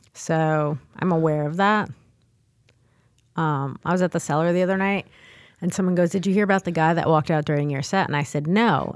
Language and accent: English; New York City, New York, United States; I was born and raised in the Bronx.